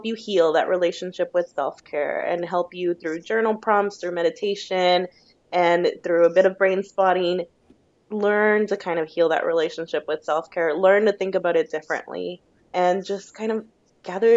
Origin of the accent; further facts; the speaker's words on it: United States; moved away as an adult; now in Australia; I'm Mexican-American